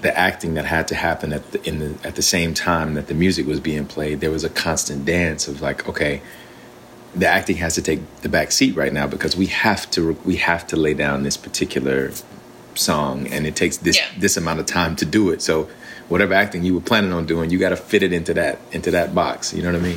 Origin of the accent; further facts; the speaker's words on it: Alabama, United States; I'm from Alabama, and so and my grandfather was a preacher, and so we yeah we grew up in that kind of a tradition